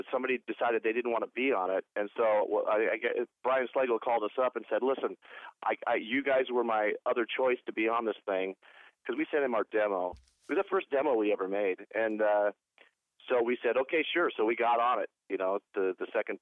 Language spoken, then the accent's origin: English; Portland, Oregon, United States; moved away; also born or lived in Los Angeles / Cleveland; I was born in Portland, Oregon, grew up in Portland, Oregon